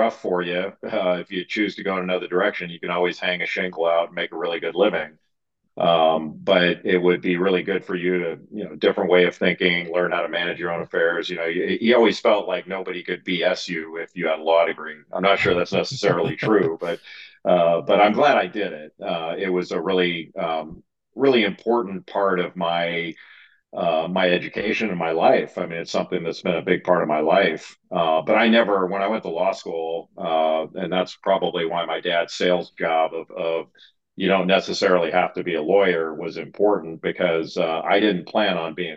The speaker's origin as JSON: {"language": "English", "town": "Rolling Hills", "region": "California", "country": "United States", "tie": "born or raised there", "also_born_or_lived": "San Pedro, California", "said": "I was born in San Pedro, California, near the Port of Los Angeles. And I grew up in a town city called Rolling Hills."}